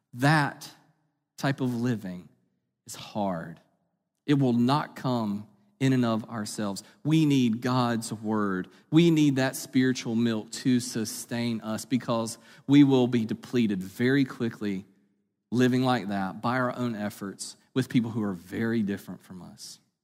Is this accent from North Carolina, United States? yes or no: yes; Eastern North Carolina, United States; I grew up in Eastern North Carolina